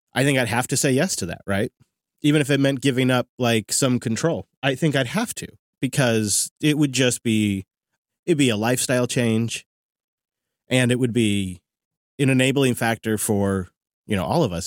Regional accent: Seattle, Washington, United States; right here in my hometown at the Seattle Convention Center

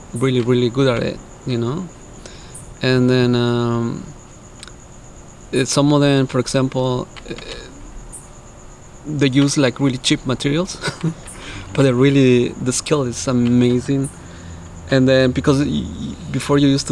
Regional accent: Veracruz, Mexico; now in Los Angeles, United States; I'm from Veracruz

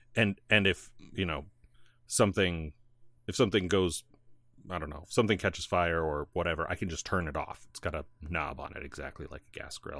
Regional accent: northern Illinois, United States; moved away; also born or lived in North Carolina / northern Indiana; I grew up in Illinois until I wa-, n, in nor-, northern Illinois, like past Chicago, almost Wisconsin

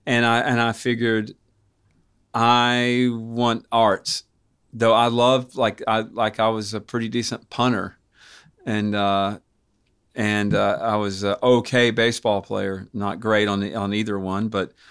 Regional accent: Knoxville, Tennessee, United States; born there; I was born in St. Mary's.

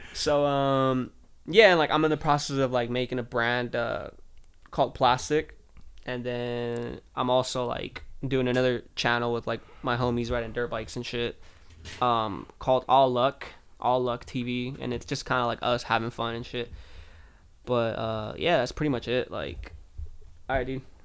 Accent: Southern California, United States; I'm from California, small town in Southern California

